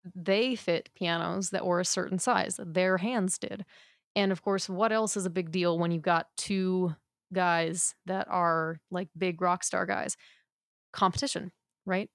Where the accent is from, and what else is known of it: United States